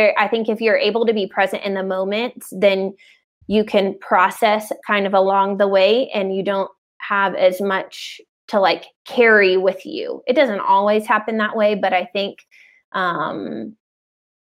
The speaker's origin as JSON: {"language": "English", "town": "Atlanta", "region": "Georgia", "country": "United States", "said": "I'm from Atlanta"}